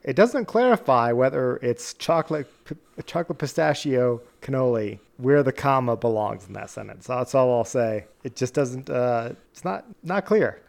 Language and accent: English; near Boston and New York, Rhode Island, New England, United States; now in US West; us growing up near Boston and New York